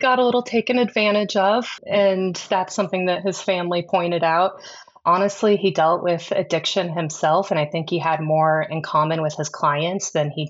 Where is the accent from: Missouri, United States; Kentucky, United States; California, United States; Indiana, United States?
Missouri, United States; Kansas City; I was. I was born in Kansas City, Missouri.